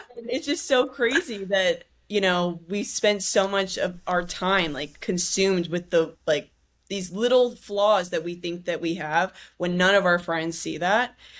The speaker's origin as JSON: {"language": "English", "town": "San Diego", "region": "California", "country": "United States", "tie": "born or raised there", "said": "I grew up in San Diego."}